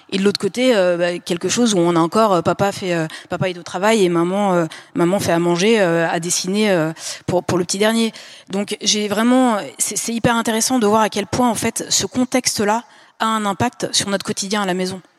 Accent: Lyon, Auvergne-Rhône-Alpes, France; On est de Lyon

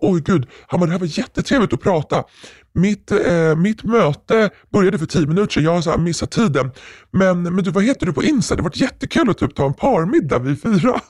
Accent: Russia; now in Sweden; jag är från Ryssland

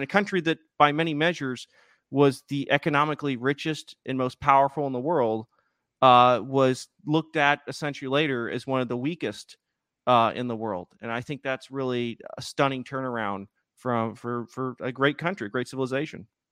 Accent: United States; I'm the American

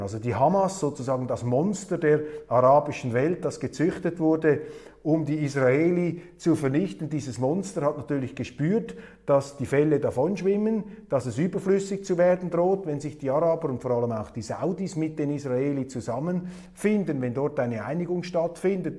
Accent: Switzerland; ich sah mich als Schweizer genötigt

